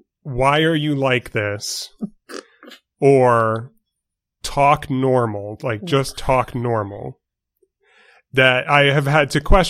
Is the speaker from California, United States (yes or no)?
no; New York, United States; accent: New York; But I grew up in New York. I've got Hoffackers on my father's side of the family, hence the name.